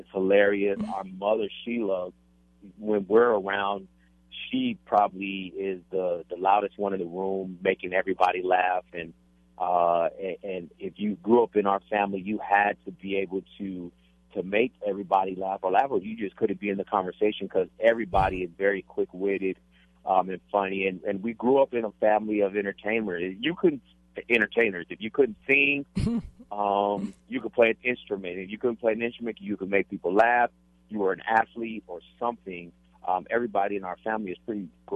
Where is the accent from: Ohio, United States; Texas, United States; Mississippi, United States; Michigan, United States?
Texas, United States; El Paso; We grew up in El Paso, Texas